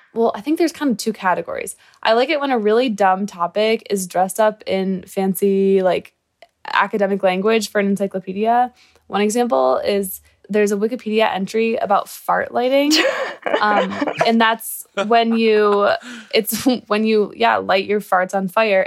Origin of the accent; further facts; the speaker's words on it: Michigan, United States; I'm from Michigan, and I'm in college